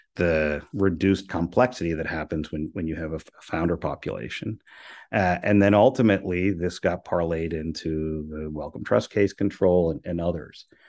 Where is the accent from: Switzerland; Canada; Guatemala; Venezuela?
Venezuela; moved away; also born or lived in Miami; I'm, I'm from Venezuela.